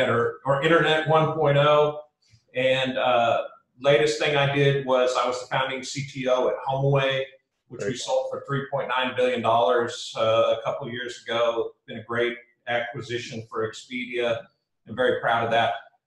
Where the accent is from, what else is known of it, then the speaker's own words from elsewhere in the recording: Lincoln, Nebraska, United States; moved away as an adult; now in Austin, United States; I grew up in Lincoln, Nebraska, and was going to university there